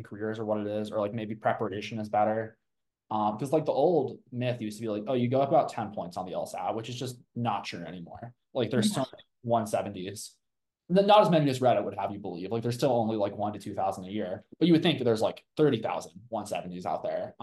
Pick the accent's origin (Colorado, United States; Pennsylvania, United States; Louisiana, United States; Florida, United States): Colorado, United States; Boulder; I grew up, I think, like a 5-minute walk from the law school in Boulder. I'm from Boulder initially